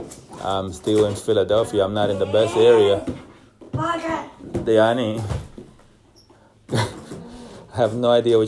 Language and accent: English; Dominican Republic; I am Dominican, obviously. I was born in the Dominican Republic